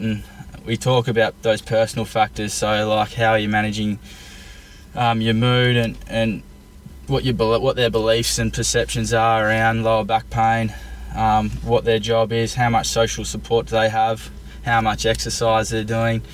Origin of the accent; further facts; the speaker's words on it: Tasmania, Australia; moved away as an adult; now in Melbourne, Australia; so I'm originally from Tasmania and I moved to Melbourne uh, around seven years ago